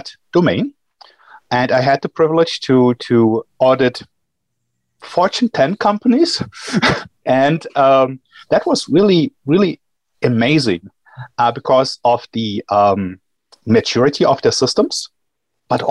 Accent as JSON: {"language": "English", "country": "Germany", "also_born_or_lived": "Johannesburg, South Africa", "moved": "as an adult", "lives_now": "Chicago, United States", "said": "I'm from Germany"}